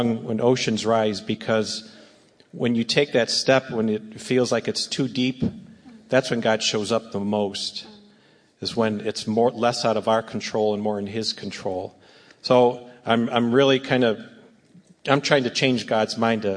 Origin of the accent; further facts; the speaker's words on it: a suburb of Cleveland, Northeast Ohio, United States; I was born and raised in Northeast Ohio, a suburb of Cleveland